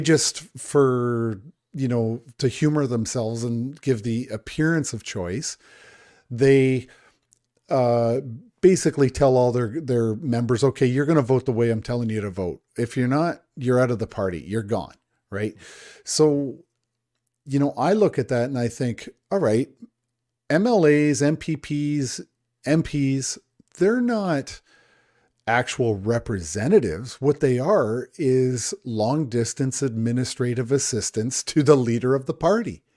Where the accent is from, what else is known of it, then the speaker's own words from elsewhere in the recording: Niagara Falls, Ontario, Canada; So I grew up in Niagara Falls, Ontario. That's where I was born, raised, went to high school there.